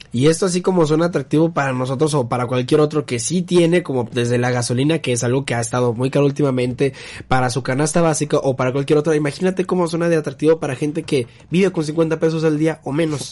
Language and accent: Spanish; Monterrey, Nuevo León, Mexico; yo como regio aquí, un estado industrial